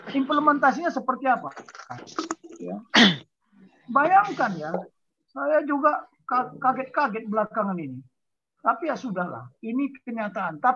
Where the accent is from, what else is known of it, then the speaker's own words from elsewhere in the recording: Ciamis, West Java, Indonesia; born there; Saya Batak lahir di Ciamis kok.